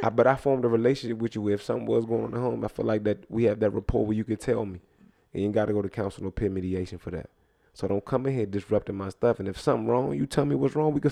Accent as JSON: {"language": "English", "town": "Spanish Town", "region": "Saint Catherine", "country": "Jamaica", "said": "Y'all know I'm Jamaican, too."}